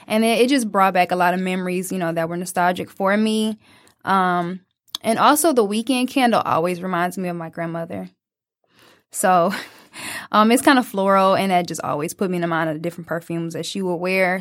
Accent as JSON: {"language": "English", "town": "Detroit", "region": "Michigan", "country": "United States", "tie": "born or raised there", "said": "a young twenty-year-old just growing up in Detroit"}